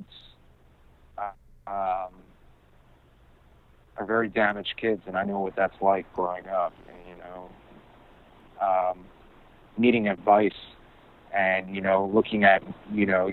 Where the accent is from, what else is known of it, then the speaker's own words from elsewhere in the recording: New York, United States; now in Los Angeles, United States; I was born in LA, but I grew up in New York most of my life